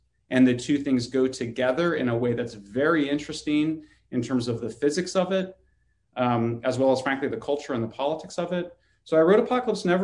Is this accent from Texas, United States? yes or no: no; California, United States; my home state of California